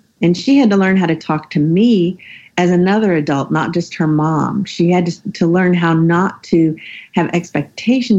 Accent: the South, United States; I grew up in the South and I'm a Southern Christian woman

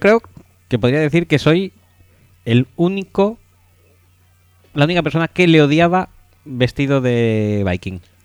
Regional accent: Barcelona, Catalonia, Spain; yo soy de Barcelona

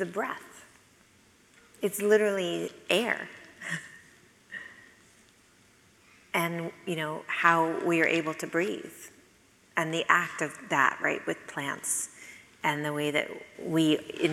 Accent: Sonoma, California, United States; I'm from Sonoma, California

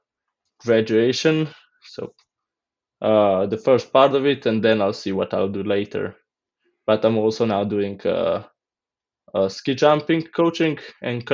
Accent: Blejska Dobrava, Upper Carniola, Slovenia; I'm from Slovenia and I'm from a region called Gorenska and a small village called Blejska Dobrava

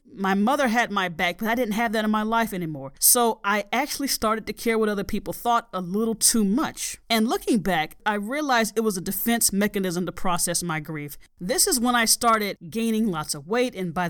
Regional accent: Southern United States, United States; a Southern gal. You might not be able to tell because I don't have an accent. Now, many people in my hometown ask me where I'm from.

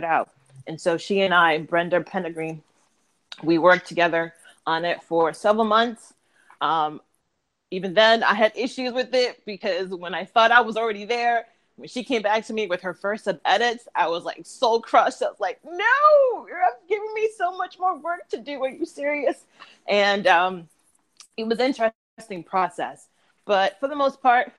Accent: Massachusetts, United States; moved away as an adult; now in New York, United States

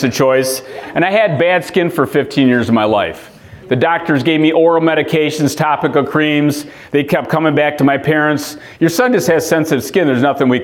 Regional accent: Lansing, Michigan, United States; I'm born and raised in Lansing

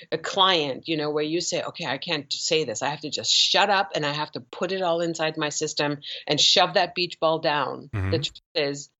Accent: Germany; I grew up in Germany as a Persian Jewish girl in Germany

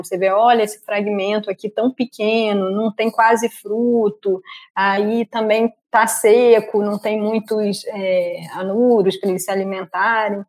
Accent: Rio de Janeiro, Brazil; moved away as an adult; also born or lived in Manaus, Brazil / England; minha infância no Rio realmente foi rodeada por é, natureza

